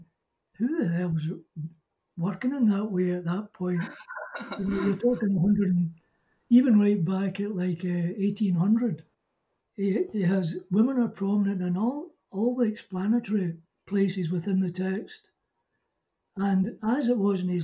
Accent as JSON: {"language": "English", "region": "Scotland", "country": "United Kingdom", "said": "I'm Scottish and not very far from where Hogg was born and raised, you know. So it's only about 30 miles away, or 40 or 50 miles maybe"}